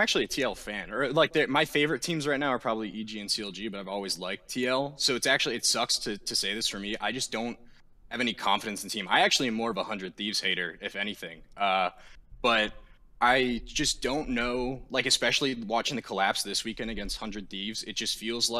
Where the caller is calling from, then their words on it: Allentown, Pennsylvania, United States; I'm calling from Allentown, Pennsylvania.